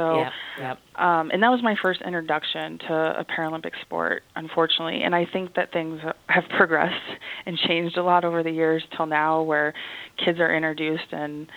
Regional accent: Champaign, Illinois, United States; moved away as an adult; also born or lived in Edmond, Oklahoma; growing up in Champaign, Illinois, where the University of Illinois is at, they have a lot of wheelchair basketball here

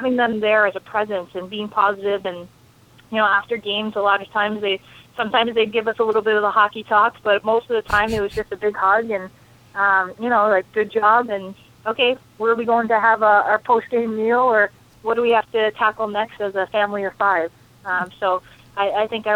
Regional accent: Connecticut, United States; I grew up in Connecticut

